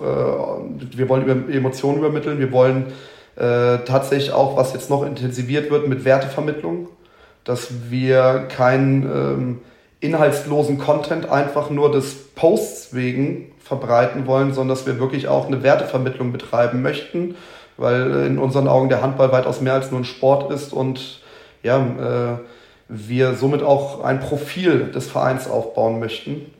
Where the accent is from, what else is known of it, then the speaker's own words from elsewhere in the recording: southern Lower Saxony, Germany; moved away; also born or lived in Hüttenberg, Hesse; ich bin gebürtiger Südniedersachse